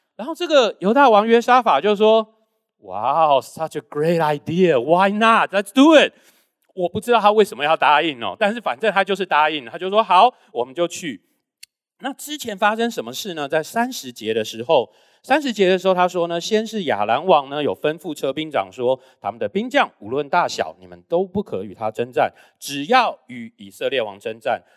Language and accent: Chinese; Taiwan; 刚刚有介绍我是在台湾出生，那我小时候都是在台湾长大